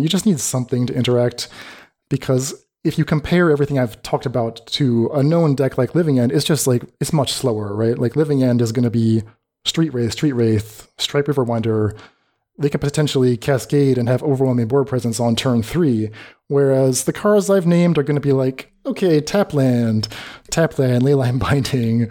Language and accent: English; United States; my advice as an American.